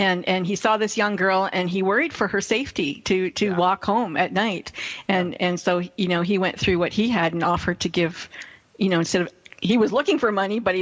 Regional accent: Canada; I'm English Canadian

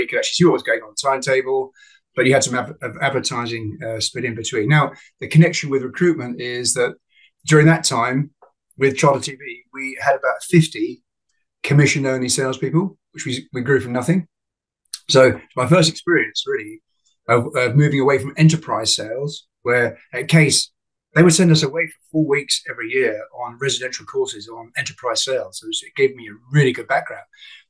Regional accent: Northern Nigeria, Nigeria; I was brought up in Africa. My mother was a retired, at 21, ballet dancer with the Festival Ballet. My father was a peanut farmer in northern Nigeria. So I was brought up in the bush.

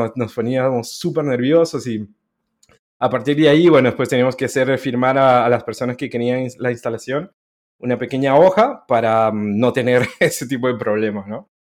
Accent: Guatemala; moved away as an adult; also born or lived in Honduras; now in Chile; nací en Honduras hace varios años ya, pero em, estuve ocho años en Honduras y luego me crié en Guatemala

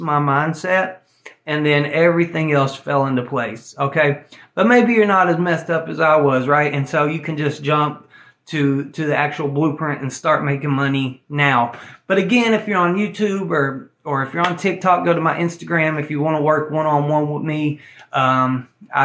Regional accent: Tennessee, United States; I'm an old boy from Tennessee, okay? I'm from Tennessee

